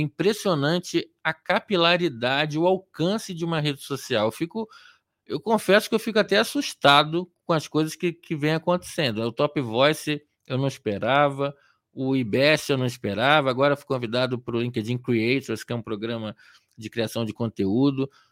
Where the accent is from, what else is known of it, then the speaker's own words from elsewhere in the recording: Rio de Janeiro, Brazil; moved away as an adult; also born or lived in Atibaia; now in São Paulo, Brazil; eu sou nascido e criado em Copacabana, no Rio de Janeiro